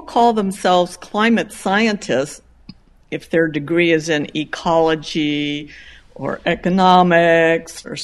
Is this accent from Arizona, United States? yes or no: no; Chicago, Illinois, United States; moved away as an adult; also born or lived in Madison, Wisconsin / Purdue, Indiana / Penn State, Pennsylvania / Boulder, Colorado; I grew up in Illinois, Chicago. I'm a Chicagoan